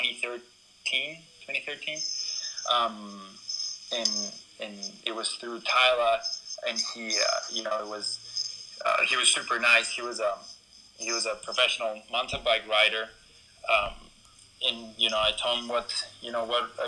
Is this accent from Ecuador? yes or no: yes; Ecuador; moved away; also born or lived in California; I'm from Ecuador